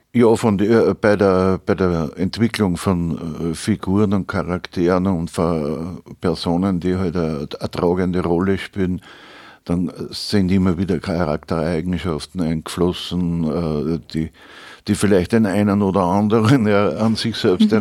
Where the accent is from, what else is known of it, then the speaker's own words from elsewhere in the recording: Upper Austria, Austria; accent: Upper Austrian dialect; Im oberösterreichischen Dialekt